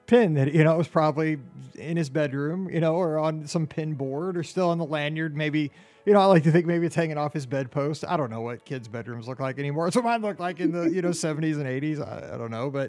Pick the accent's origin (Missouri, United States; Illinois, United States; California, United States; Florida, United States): Missouri, United States; I'm from Missouri